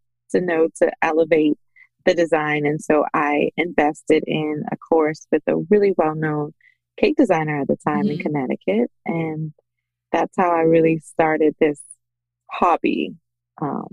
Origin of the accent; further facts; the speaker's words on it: Bahamas; moved away as an adult; now in United States; I am originally from the Bahamas